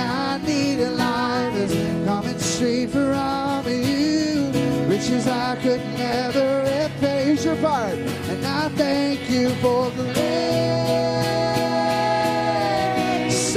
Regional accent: Baton Rouge, Louisiana, United States; Dana and I grew up in South Louisiana, in Baton Rouge

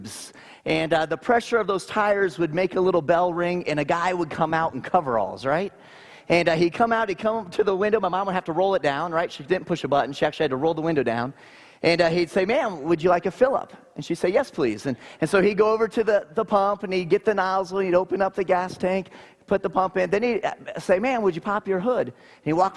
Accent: Naples, Florida, United States; I grew up in Naples, Florida

